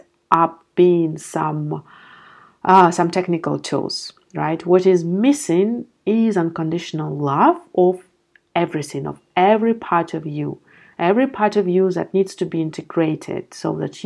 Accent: Belarus; now in Amsterdam, Netherlands; I'm living in Amsterdam, my parents are living back in my home country in Belarus

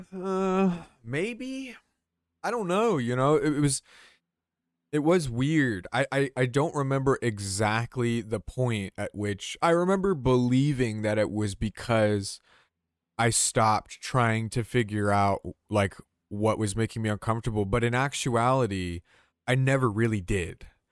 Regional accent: Georgia, United States; we both grew up in Georgia

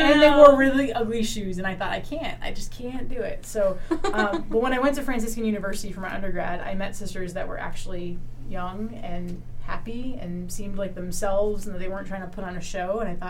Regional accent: Rhode Island, United States; moved away as an adult; I grew up in Rhode Island.

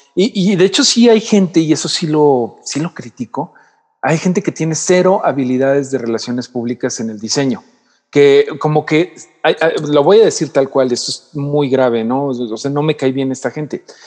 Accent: Mexico; como mexicanos

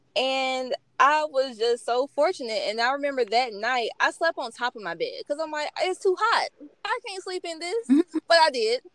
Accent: Georgia, United States; I'm from Georgia and I knew I wanted to be, you know, stay in Georgia, stay close to home. So in Atlanta is, you know, like an hour from um, where I'm from.

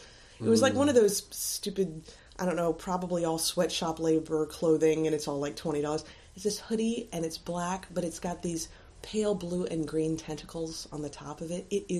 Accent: Florida, United States; Growing up in Florida

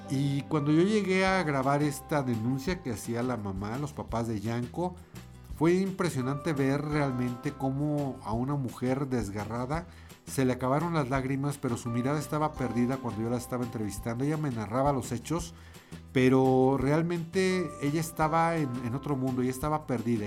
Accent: Mexico; Creo que eso es algo que nos caracteriza como pueblo mexicano

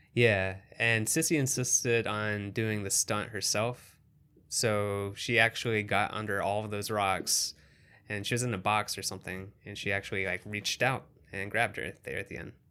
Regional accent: Kentucky, United States; being in small town Kentucky where I grew up

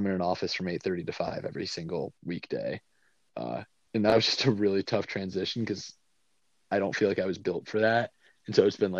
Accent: Buffalo, New York, United States; moved away as an adult; now in Cincinnati, United States; my hometown of Buffalo

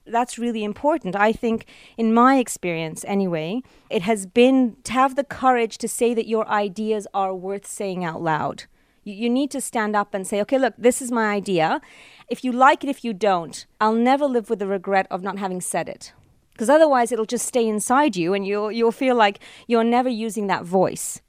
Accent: Canada; I'm truly Canadian

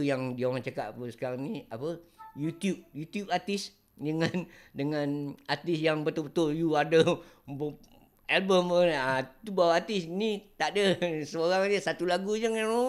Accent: Kelantan, Malaysia; moved away; also born or lived in Johor; aku orang Kelantan

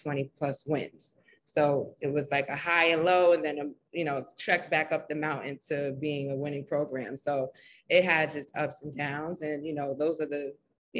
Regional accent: New York City, New York, United States; I'm from Harlem, the Harlem community. I was born and raised.

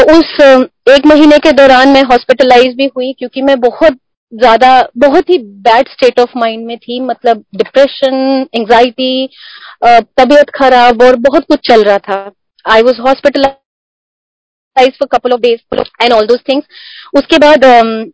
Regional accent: Himachal Pradesh, India; moved away as an adult; now in Delhi, India; हम हिमाचल से हैं तो दिल्ली में प्योरली जॉब के पर्पज से रह रहे हैं

